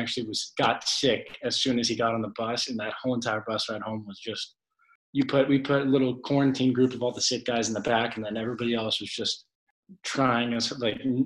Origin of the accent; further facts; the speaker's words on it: San Mateo, California, United States; I grew up in the Bay Area, went to Sarah High School up here in San Mateo